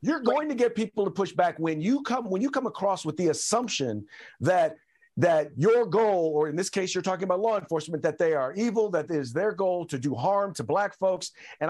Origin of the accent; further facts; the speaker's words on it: Richmond, California, United States; I grew up in Richmond, California.